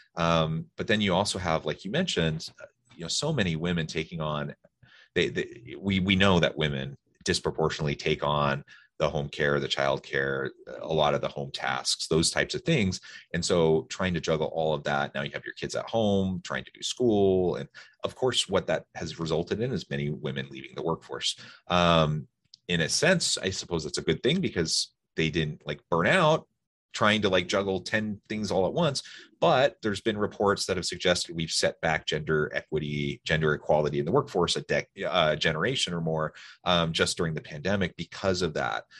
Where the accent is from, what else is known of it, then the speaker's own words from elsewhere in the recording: Salem, Oregon, United States; now in Utah, United States; I grew up in Sailor Morgan